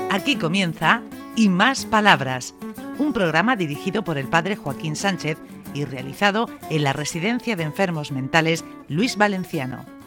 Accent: Hellín, Castilla-La Mancha, Spain; yo soy de Gin

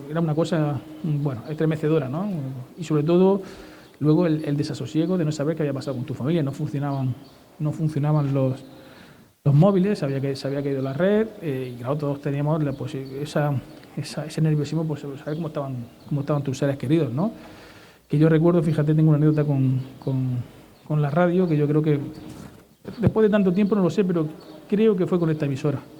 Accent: Lorca, Region of Murcia, Spain; siempre bien tratados y tenemos que corresponder, como no puede ser de otra manera. ¡Viva Lorca que es mi tierra!

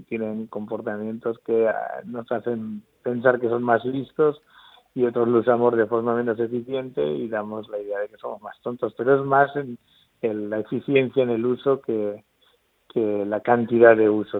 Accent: Albacete, Castilla-La Mancha, Spain; moved away as an adult; now in Murcia, Spain; soy de Albacete, pero vamos, como si fuera murciano, porque llevo, viviendo en Murcia desde, que me vine a hacer la carrera prácticamente

